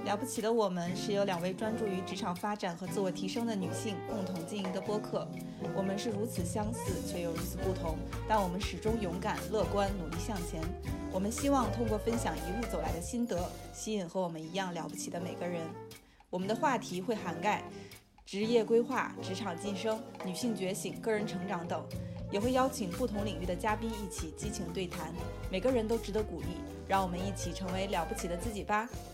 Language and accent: Chinese; northern China, China; 因为我是北方的话是有那个暖气的嘛